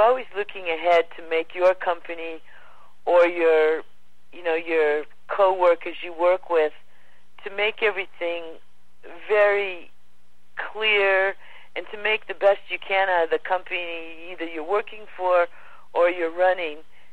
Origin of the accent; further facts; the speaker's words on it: Los Angeles, California, United States; moved away; also born or lived in Hawaii / Australia; I was born and raised in Pacific Palisades, Malibu, California, right on the border there.